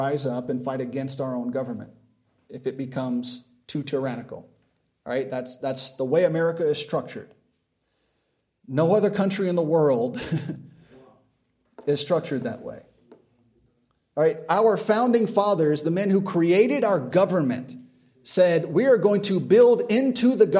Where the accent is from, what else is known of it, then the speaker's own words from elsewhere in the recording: United States; I am an American